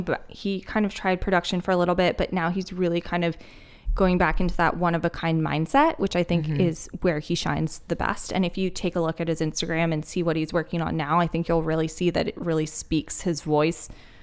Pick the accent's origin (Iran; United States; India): United States; East Coast; I was born and raised on the East Coast. I love the East Coast.